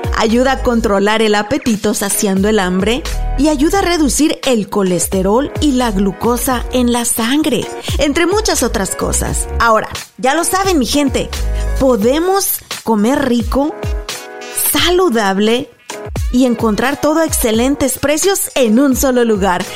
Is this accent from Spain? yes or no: no; Guanajuato, Mexico; moved away as an adult; yo soy mexicana, nací, crecí en México, toda mi vida estuve ahí hasta la universidad